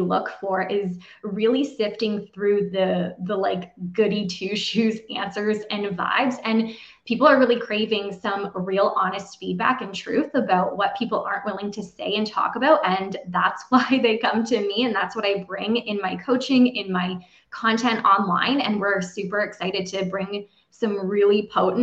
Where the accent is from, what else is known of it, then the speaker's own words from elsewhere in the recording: Canada; I'm officially from Canada